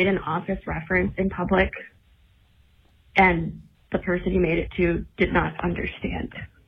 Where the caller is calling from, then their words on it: San Diego, California, United States; I'm calling from San Diego.